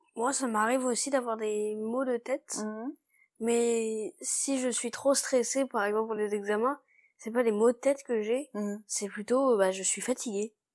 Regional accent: China; je suis née en Chine et j'ai 10 ans.

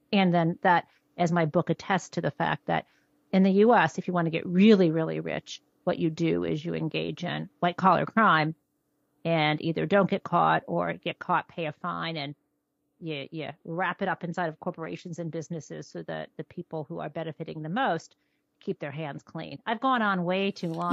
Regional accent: suburb northwest of Detroit, Michigan, United States; I grew up in Michigan in sort of an upper middle class suburb, northwest of Detroit

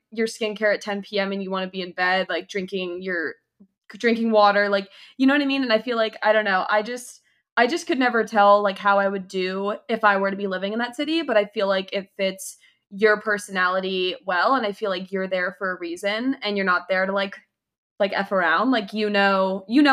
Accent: Philadelphia, Pennsylvania, United States; moved away as an adult; also born or lived in Maryland; now in Washington, D.C., United States; I grew up in like the Philly area

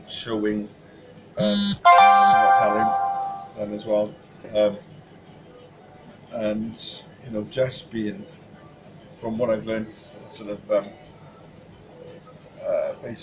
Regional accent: Pontypridd, Wales, United Kingdom; also born or lived in Roos; I'm originally from Pontypridd, but I was born in Roos, actually. Moved up to Pontypridd then

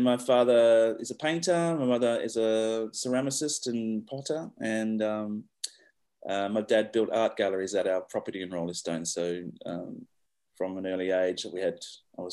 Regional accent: Western Australia, Australia; I grew up here in Western Australia in the hills

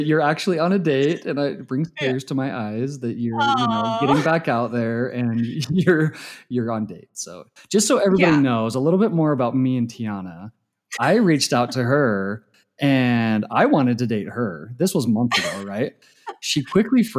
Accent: Utah, United States; So I grew up in Utah, born and raised.

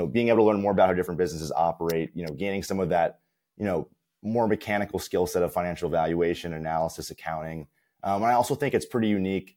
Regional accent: Summit, New Jersey, United States; I'm currently from Summit, New Jersey

